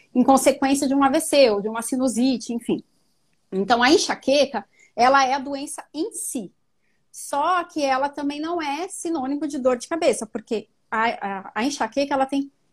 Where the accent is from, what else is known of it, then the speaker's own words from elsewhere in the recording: São Paulo, Brazil; eu sou paulistana mesmo